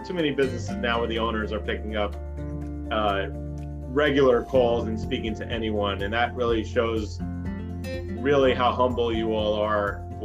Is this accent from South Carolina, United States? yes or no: no; New York City, New York, United States; growing up in New York City